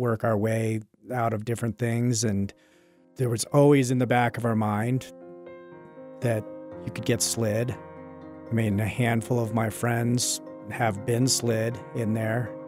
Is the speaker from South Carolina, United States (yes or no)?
no; Jackson, Wyoming, United States; I was born and raised in Jackson Hole.